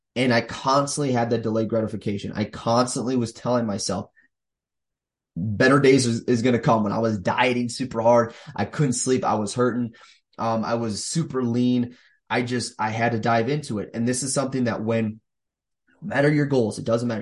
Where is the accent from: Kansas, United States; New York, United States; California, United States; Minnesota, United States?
Minnesota, United States; here in Minnesota, my hometown or home state